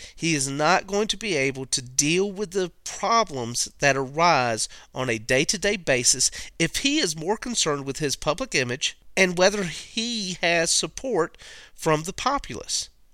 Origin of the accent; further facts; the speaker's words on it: United States; as an American